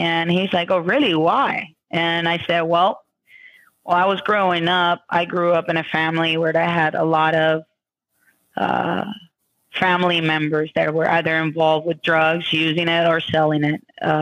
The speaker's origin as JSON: {"language": "English", "country": "Puerto Rico", "tie": "born or raised there", "also_born_or_lived": "New York", "moved": "as an adult", "lives_now": "Pennsylvania, United States", "said": "I was born in New York. My family moved to Puerto Rico when I was about 9 months. And I lived in Puerto Rico until I was 21 years old"}